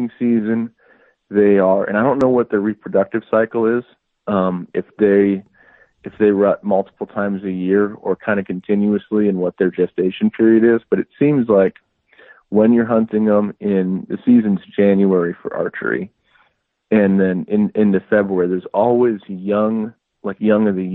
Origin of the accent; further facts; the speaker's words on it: Midwest, United States; moved away as an adult; now in Arizona, United States; I grew up hunting in the Midwest, on a family plot of land that I still try to get back to and hunt every year